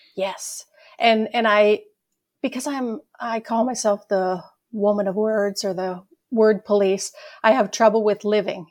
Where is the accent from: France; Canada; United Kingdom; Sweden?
Canada; Ontario; moved away as an adult; also born or lived in Toronto / Edmonton; now in Sherwood Park, Canada; I grew up in Ontario, Yeah, in a farm